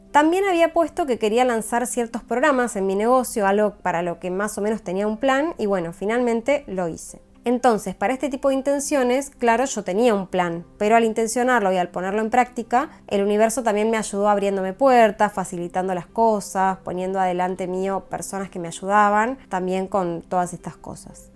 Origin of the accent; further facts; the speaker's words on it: Argentina; moved away; llegar a mi país con ganas de ver a mi familia